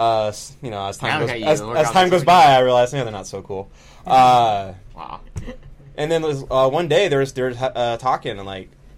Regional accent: Rio Vista, California, United States; I'm from Rio Vista

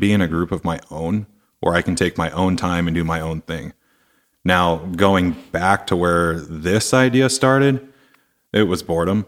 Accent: Seattle, Washington, United States; I'm from Seattle

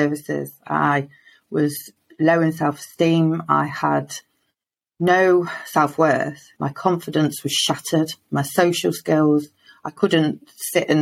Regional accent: Lincoln, East Midlands, United Kingdom; I'm from Lincoln in the UK

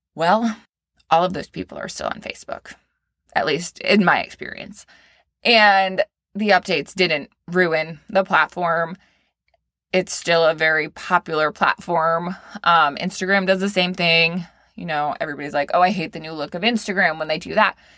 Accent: Maine, United States; now in Florida, United States; I am from Maine, small town girl.

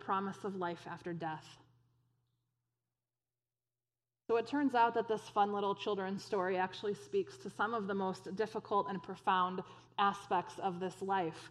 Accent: United States; American Christians

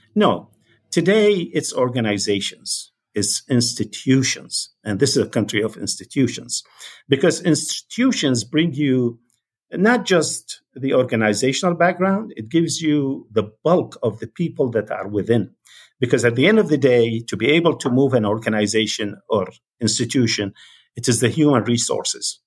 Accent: Baghdad, Baghdad Governorate, Iraq; moved away as an adult; also born or lived in London, United Kingdom / Basra, Iraq; now in United States; I was born in Baghdad, Iraq, uh, December nineteen forty-eight. I was schooled in Iraq until I finished, uh, college.

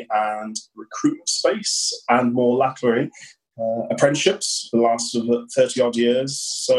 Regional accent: Bromsgrove, West Midlands, United Kingdom; now in Worcester, United Kingdom; I live in Worcester, also born locally. So I was born in Bromsgrove. I've lived throughout, I suppose, the surrounding areas for all of my life.

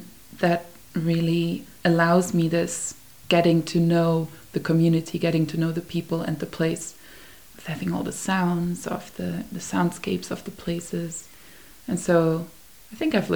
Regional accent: Vienna, Austria; moved away; I grew up in Vienna, where you don't even say hi to your neighbor when you walk past

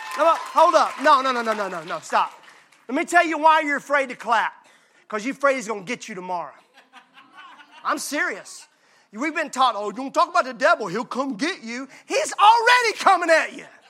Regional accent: Mississippi, United States; I'm from Mississippi

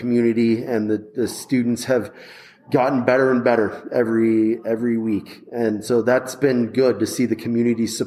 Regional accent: Flora Vista, New Mexico, United States; I grew up in Flora Vista

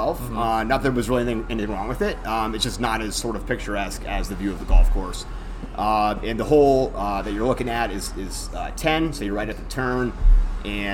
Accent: Bolivar, Ohio, United States; I'm from Bolivar.

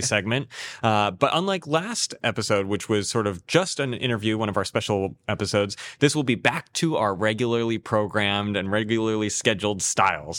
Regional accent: San Diego, California, United States; moved away; get to conduct it in my hometown

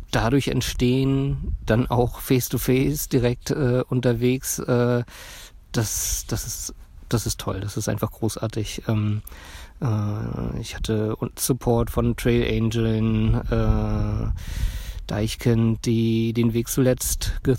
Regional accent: Berlin, Germany; ich komme aus Berlin und ähm, ja, mache gerade eine Auszeit

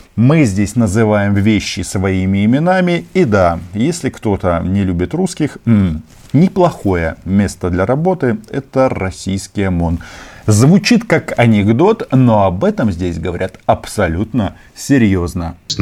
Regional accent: Ukraine; я не выходец из Украины, я и есть чисто породистый украинец с э, паспортом а, украинского государства

